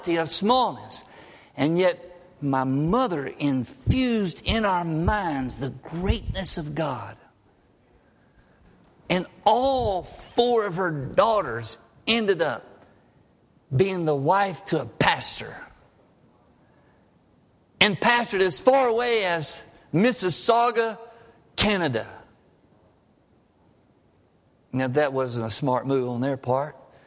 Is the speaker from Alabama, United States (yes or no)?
yes; Harpersville, Alabama, United States; growing up in Harpersville, Alabama